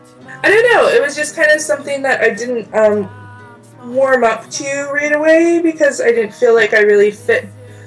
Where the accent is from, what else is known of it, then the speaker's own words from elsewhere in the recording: Prince Rupert, British Columbia, Canada; also born or lived in Masset, British Columbia; now in Vancouver, Canada; from the Haida Nation. I'm also half Cree. I come from Masset, grew up in Prince Rupert, and now I live in Vancouver.